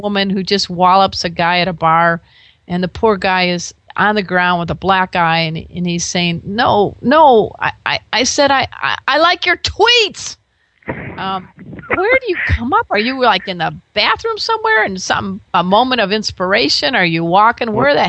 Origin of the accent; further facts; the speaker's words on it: Illinois, United States; I grew up in the Chicago area